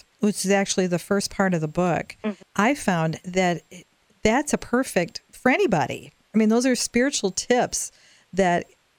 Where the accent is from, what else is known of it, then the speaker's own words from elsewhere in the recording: Nebraska, United States; Well, we're from Nebraska and the Cornhuskers.